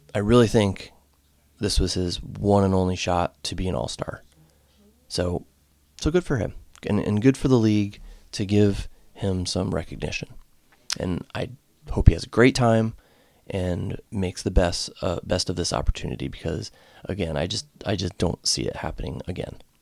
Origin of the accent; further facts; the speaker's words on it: home state of the Whalers, Connecticut, United States; now in Ohio, United States; my home state